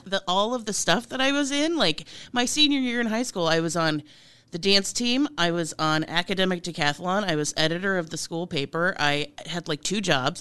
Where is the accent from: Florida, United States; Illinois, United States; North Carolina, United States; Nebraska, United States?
Nebraska, United States; Plattsmouth; also born or lived in Omaha, Nebraska; I was born in a hospital in Omaha, but I was raised in Plattsmouth, Nebraska, which is where I currently live again